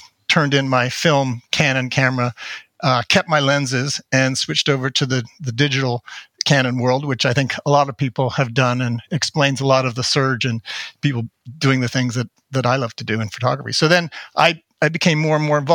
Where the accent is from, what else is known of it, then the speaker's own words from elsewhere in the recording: Toronto, Ontario, Canada; also born or lived in Montreal; now in United States; Born in Montreal, but grew up in Toronto.